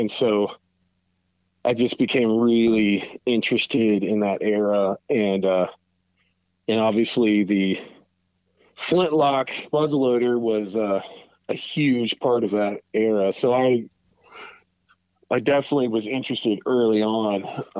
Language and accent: English; Southern Ohio, United States; I grew up in Southern Ohio.